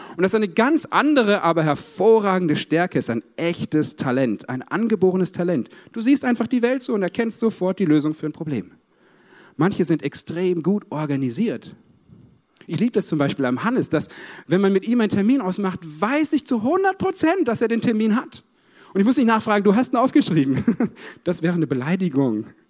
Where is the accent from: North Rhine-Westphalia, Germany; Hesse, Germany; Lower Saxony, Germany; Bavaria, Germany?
North Rhine-Westphalia, Germany; Paderborn; Ich komme aus Paderborn, so siebeneinhalb Stunden Autofahrt hierhin.